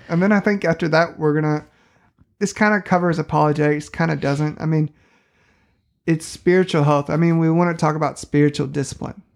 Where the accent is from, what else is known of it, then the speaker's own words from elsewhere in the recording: St. Louis, Missouri, United States; moved away as an adult; now in southwestern Missouri, United States; I grew up in Saint Louis, Missouri